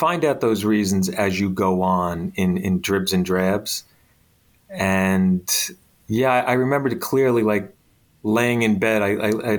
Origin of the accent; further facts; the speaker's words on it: Bayonne, New Jersey, United States; as a young kid growing up in Bayonne